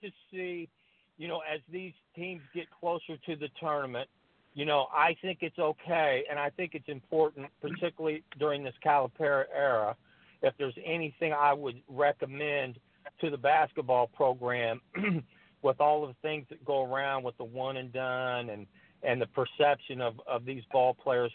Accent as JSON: {"language": "English", "region": "Indiana", "country": "United States", "said": "we're both from Indiana."}